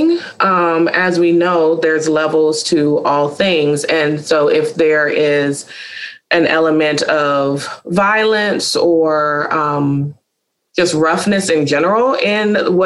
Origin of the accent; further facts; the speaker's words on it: Charlotte, North Carolina, United States; a private practice in Charlotte, North Carolina, which is also my hometown